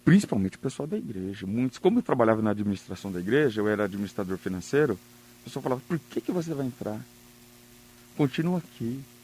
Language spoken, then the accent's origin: Portuguese; South Region, Brazil; Eu sou do sul, interiorzão